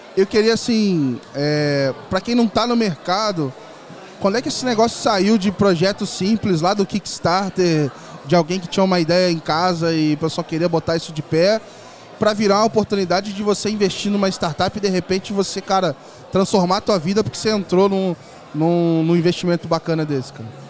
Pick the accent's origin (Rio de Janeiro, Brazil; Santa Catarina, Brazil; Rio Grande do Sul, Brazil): Rio de Janeiro, Brazil; Volta Redonda; moved away as an adult; now in São Paulo, Brazil; eu era, sou do Rio, de Volta Redonda